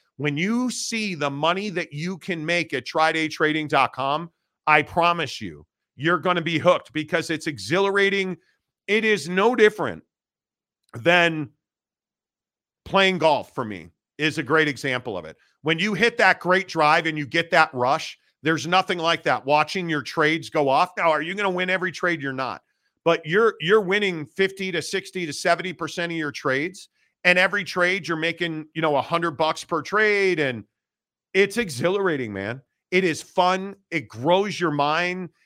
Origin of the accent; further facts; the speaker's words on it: Northbrook, Illinois, United States; I grew up in Northbrook, northern suburbs of, uh, Chicago